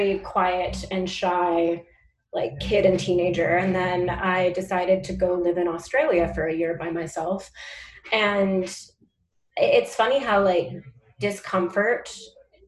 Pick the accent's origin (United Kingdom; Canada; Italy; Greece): Canada; Langley, British Columbia; now in Vancouver, Canada; I grew up in Langley